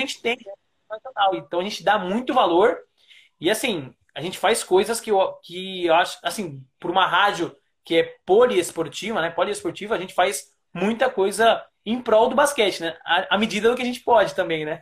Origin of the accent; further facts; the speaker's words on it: Taboão da Serra, São Paulo, Brazil; eu sou paulistano, nasci na cidade de São Paulo, mas fui criado em Taboão da Serra, que é uma cidade